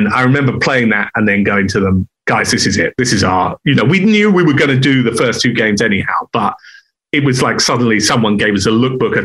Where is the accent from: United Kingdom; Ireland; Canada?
United Kingdom; England; now in Los Angeles, United States; I'm half German. I'm English. We're outsiders